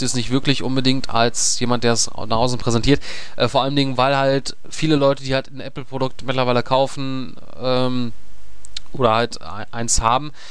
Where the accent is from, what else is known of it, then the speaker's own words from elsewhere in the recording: Germany; als äh, Deutscher